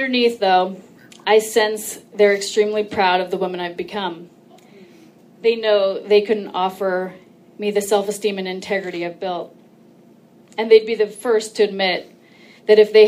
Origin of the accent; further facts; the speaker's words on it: Orange County, California, United States; I'm from Orange County